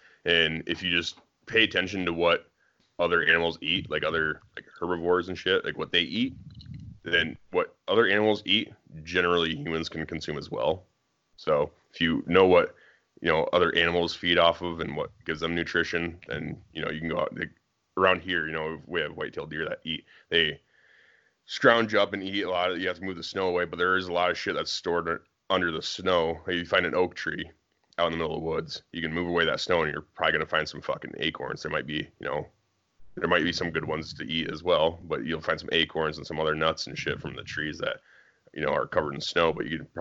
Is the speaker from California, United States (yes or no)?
no; Iowa, United States; I grew up in Iowa where it snows a lot